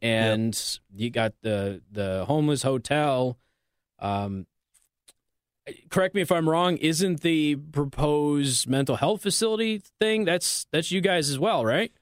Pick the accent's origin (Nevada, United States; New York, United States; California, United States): Nevada, United States; Las Vegas; moved away; I'm from Las Vegas